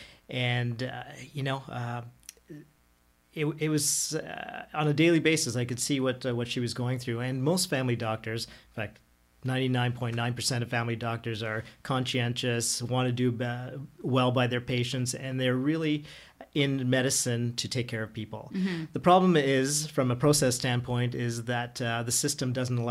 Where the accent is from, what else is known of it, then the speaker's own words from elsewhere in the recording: Ottawa, Ontario, Canada; also born or lived in Toronto; moving back to Ottawa, which I'm born and raised